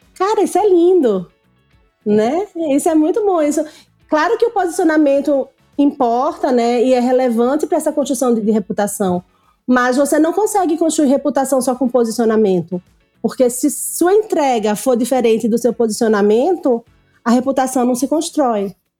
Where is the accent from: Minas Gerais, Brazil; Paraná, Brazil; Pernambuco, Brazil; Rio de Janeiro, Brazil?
Pernambuco, Brazil; eu sou nordestina. Eu fiz faculdade no Nordeste. A minha faculdade eu fiz Católica de Pernambuco